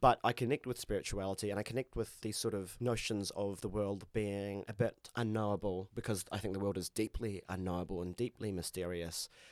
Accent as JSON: {"language": "English", "town": "Christchurch", "region": "Canterbury", "country": "New Zealand", "tie": "born or raised there", "said": "I grew up in Christchurch"}